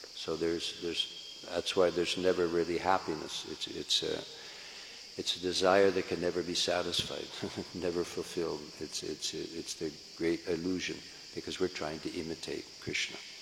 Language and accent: English; San Francisco, California, United States; I'm from San Francisco